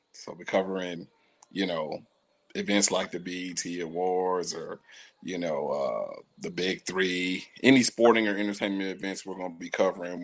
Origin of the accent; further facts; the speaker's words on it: Pomona, California, United States; also born or lived in Los Angeles / Inland Empire; I was raised in Pomona